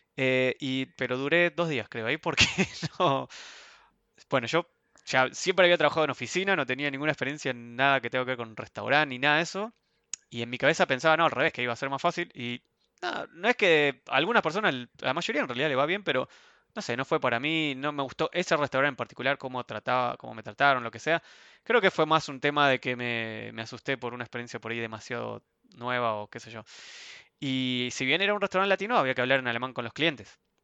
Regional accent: Ezeiza, Buenos Aires Province, Argentina; moved away as an adult; also born or lived in Sweden; now in Frankfurt, Germany; Yo soy de Argentina

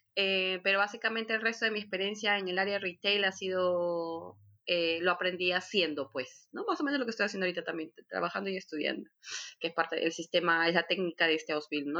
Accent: Lima, Peru; moved away as an adult; now in Hamburg, Germany; Yo soy de Perú, de Lima, nací en Lima

